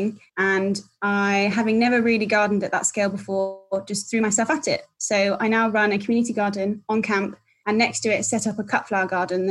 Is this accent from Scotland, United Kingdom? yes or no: no; London, United Kingdom; moved away as an adult; I'm originally a Londoner